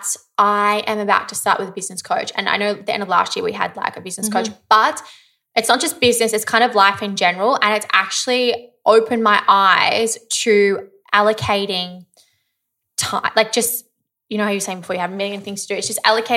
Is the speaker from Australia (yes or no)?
yes; Kyneton, Victoria, Australia; I grew up in Kyneton.